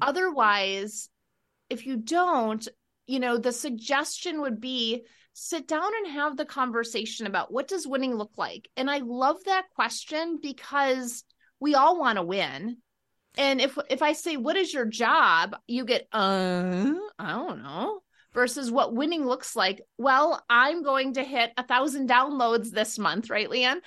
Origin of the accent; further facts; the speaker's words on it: Wisconsin, United States; we are both from Wisconsin